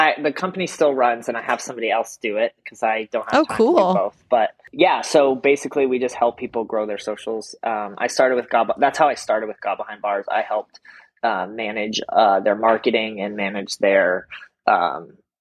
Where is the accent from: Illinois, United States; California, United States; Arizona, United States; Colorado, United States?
Colorado, United States; moved away as an adult; also born or lived in Omaha, Nebraska / Oklahoma / Las Vegas; now in Atlanta, United States; I grew up a pastor's kid in Colorado